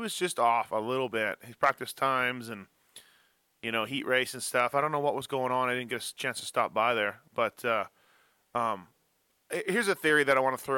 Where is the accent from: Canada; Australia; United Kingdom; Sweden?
Canada; I'm from Canada